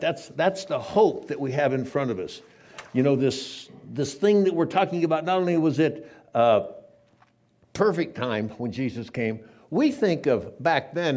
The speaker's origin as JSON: {"language": "English", "town": "San Diego", "region": "California", "country": "United States", "tie": "born or raised there", "said": "I grew up in San Diego, lived in a town, kind of a duplex with my grandparents until I was 11 years old"}